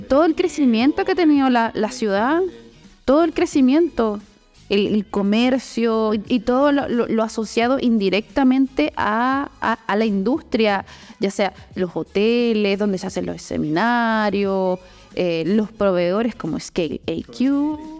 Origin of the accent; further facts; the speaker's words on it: Puerto Montt, Los Lagos, Chile; also born or lived in Valdivia; de donde yo vengo, que es Puerto Montt.